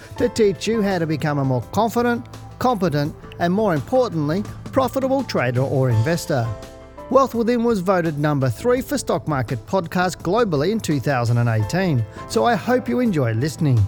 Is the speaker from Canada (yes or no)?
no; Geelong, Victoria, Australia; moved away; I went down to Geelong, my hometown